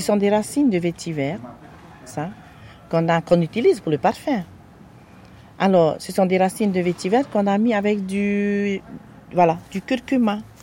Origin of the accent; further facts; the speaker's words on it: Fatu-Hiva, Marquesas Islands, French Polynesia; je suis originaire euh, de Fatouiva aux Marquises.